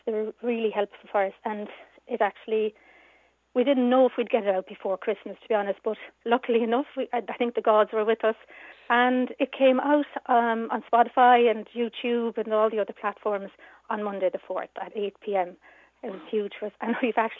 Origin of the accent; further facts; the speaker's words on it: Cork, Munster, Ireland; also born or lived in Ballinlough, Cork; I'm originally from Blackrock in Cork, and I moved to Ballinlough